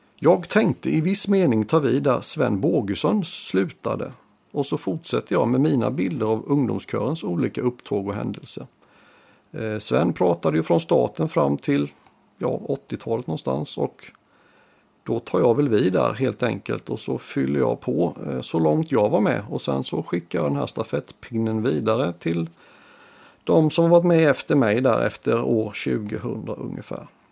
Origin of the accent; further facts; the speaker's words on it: Sweden; har en gång i tiden vuxit upp i Rustnäs